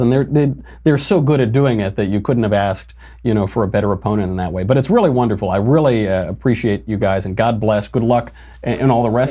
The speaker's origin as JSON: {"language": "English", "region": "New York", "country": "United States", "moved": "yes", "lives_now": "Los Angeles, United States", "said": "I'm from New York, I live in L"}